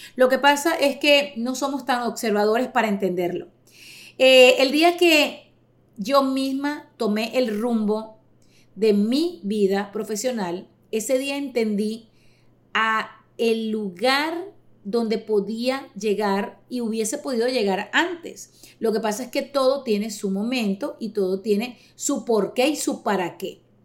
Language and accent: Spanish; Caracas, Capital District, Venezuela; moved away as an adult; now in United States; venezolana. 48 años, nací en Caracas en el año 73